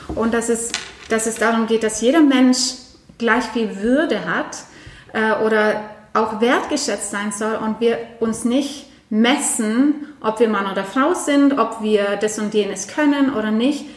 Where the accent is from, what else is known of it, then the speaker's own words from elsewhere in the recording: Norway; now in Germany; Ich komme aus Norwegen